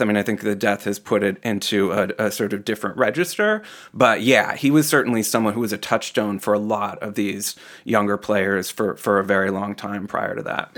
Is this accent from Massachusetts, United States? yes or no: yes; Boston, Massachusetts, United States; as a Bostonian